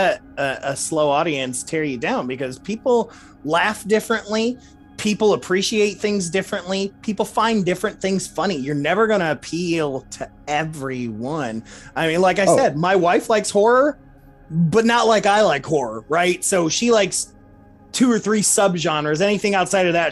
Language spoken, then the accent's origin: English; Louisville, Kentucky, United States; we're both from Louisville, Kentucky